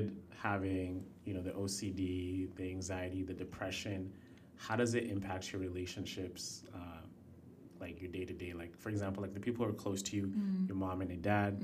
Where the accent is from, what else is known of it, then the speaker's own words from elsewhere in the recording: Canada; also born or lived in Kenya; growing up in Canada and, you know, coming, my family moved here in 2003